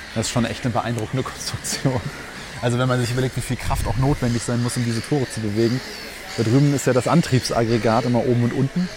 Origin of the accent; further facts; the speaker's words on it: Germany; bei mir zu Hause in dem Dorf, wo ich aufgewachsen bin